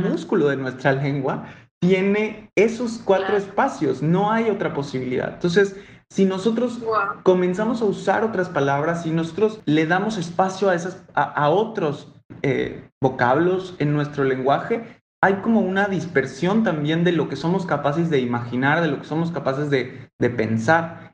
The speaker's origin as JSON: {"language": "Spanish", "town": "Mérida", "region": "Yucatán", "country": "Mexico", "said": "Si mi acento no lo delata, pues lo digo yo, así como Ale, soy de la blanca, no tan blanca, a veces blanca"}